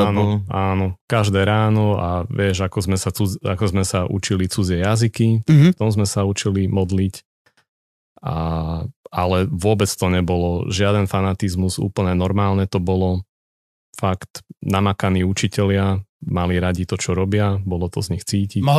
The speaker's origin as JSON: {"language": "Slovak", "town": "Nitra", "region": "Nitra Region", "country": "Slovakia", "tie": "born or raised there", "also_born_or_lived": "Bratislava", "moved": "as an adult", "lives_now": "Vienna, Austria", "said": "Áno, vyrastal som v Nitre v paneláku."}